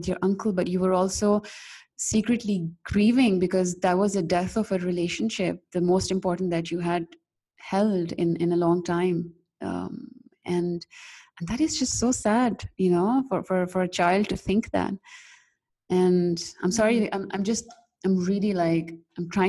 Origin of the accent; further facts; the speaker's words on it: Pakistan; I'm from Pakistan